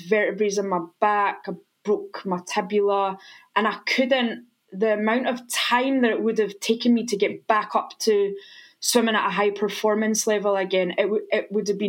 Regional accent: Menstrie, Scotland, United Kingdom; moved away as an adult; So I grew up in a little village called Menstrie, which is just outside Stirling in Scotland. And I'm actually the daughter of a pest controller and a swimmer.

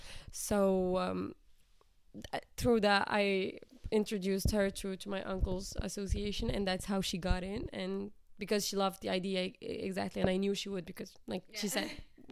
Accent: Morocco; like you said, I am from Morocco

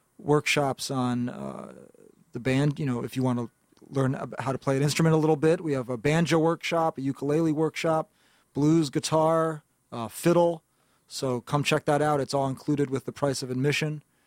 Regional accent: New York City, New York, United States; I'm from Greenwich Village, originally in the West Village there in Manhattan, and I was growing up going to high school in the mid-late 1990s there

